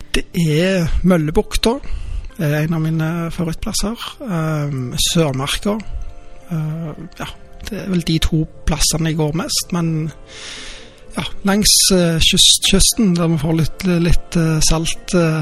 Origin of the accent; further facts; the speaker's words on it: Rennesøy, Rogaland, Norway; now in Stavanger, Norway; Jeg er født i Stavanger og oppvokst på Rennesøy og flytta tilbake da jeg var 18.